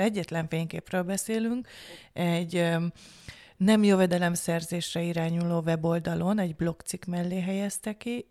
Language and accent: Hungarian; Hungary; én is magyar vagyok